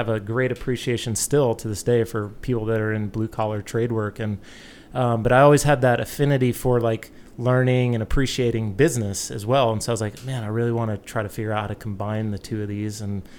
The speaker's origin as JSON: {"language": "English", "region": "South Carolina", "country": "United States", "tie": "born or raised there", "also_born_or_lived": "Oklahoma", "moved": "as an adult", "lives_now": "San Diego, United States", "said": "I was born and raised out in South Carolina, and ultimately, just through travel and everything, kind of fell in love with San Diego. Wanted to be here."}